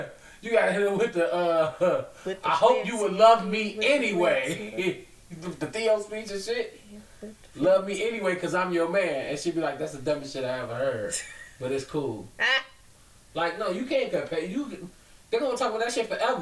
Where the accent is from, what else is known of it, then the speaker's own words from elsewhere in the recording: Boston, Massachusetts, United States; I'm from Boston.